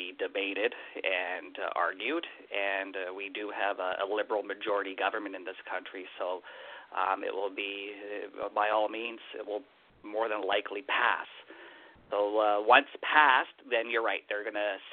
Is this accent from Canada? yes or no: yes; Winnipeg, Manitoba, Canada; moved away; I was originally born and raised in Winnipeg, where the winters are ice cold and freezing